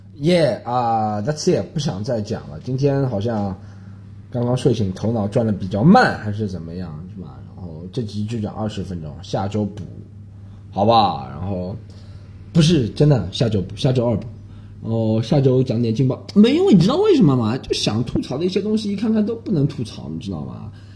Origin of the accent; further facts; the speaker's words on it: China; 我们中国人觉得啊，被宰了是吧